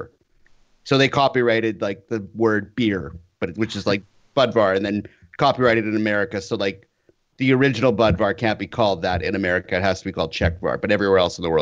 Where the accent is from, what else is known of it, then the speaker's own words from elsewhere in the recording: Canada; I am Canadian